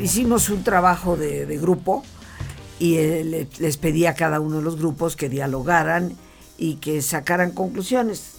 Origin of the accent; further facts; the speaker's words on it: Mexico; moved away as an adult; yo siendo mexicana